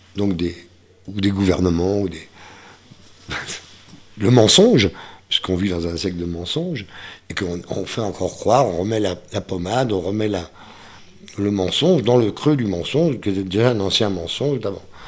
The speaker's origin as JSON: {"language": "French", "area": "the Ardennes", "region": "Grand Est", "country": "France", "tie": "born or raised there", "also_born_or_lived": "Brussels, Belgium / Germany / Paris", "moved": "as an adult", "said": "dans ma sous-préfecture, dans les Ardennes"}